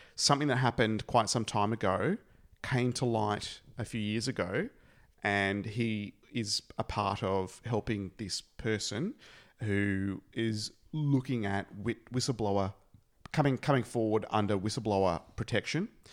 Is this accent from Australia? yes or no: yes; Australia; we're Australian and we're here in Australia